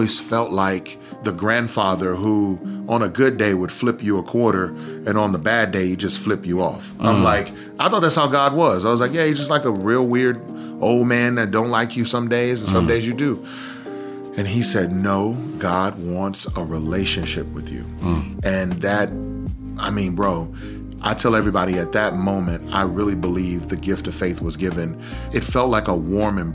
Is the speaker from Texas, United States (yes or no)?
yes; outside of Houston, Texas, United States; also born or lived in Lufkin, Texas; I was born in Lufkin, Texas, raised right outside of Houston, and eventually moved to Houston